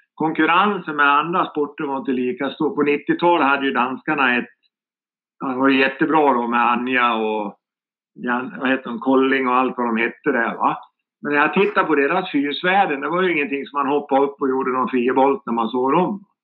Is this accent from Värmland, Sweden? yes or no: no; Sandviken, Gävleborg County, Sweden; moved away; also born or lived in Greece; Där jag kommer ifrån, Sandviken